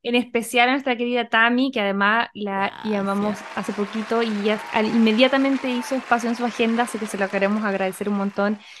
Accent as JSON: {"language": "Spanish", "country": "Chile"}